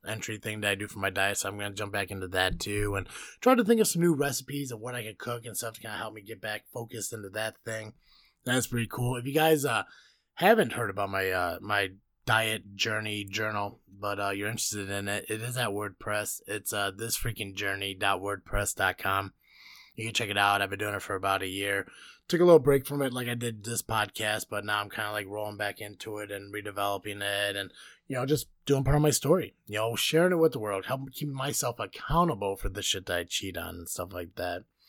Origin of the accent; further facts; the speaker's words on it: United States; being an American